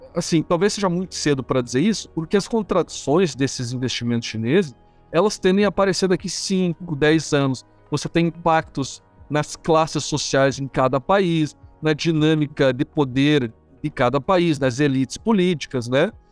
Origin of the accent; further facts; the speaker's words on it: Curitiba, Paraná, Brazil; eu sou de Curitiba, né? Aqui em Curitiba